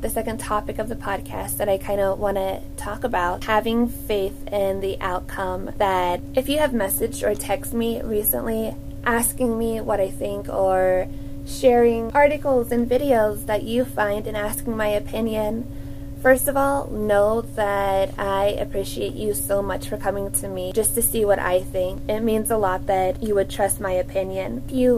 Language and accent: English; Cincinnati, Ohio, United States; I am from the Cincinnati area